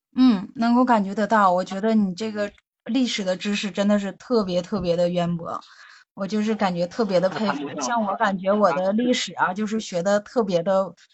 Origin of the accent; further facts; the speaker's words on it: Yichun, Heilongjiang, China; 我来自黑龙江伊春市